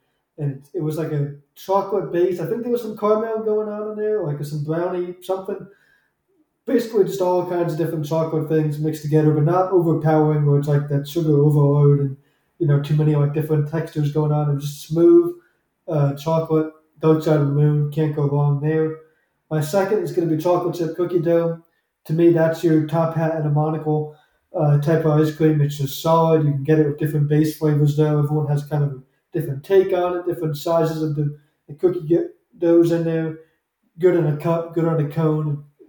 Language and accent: English; New Jersey, United States; I know they're back home in my home state, New Jersey.